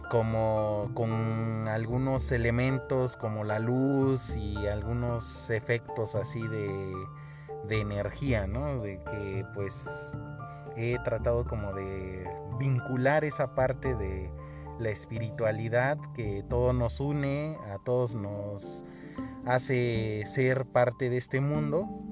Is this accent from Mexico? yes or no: yes; Oaxaca, Mexico; soy artista plástico oaxaqueño, de, radico aquí en el estado de Oaxaca, México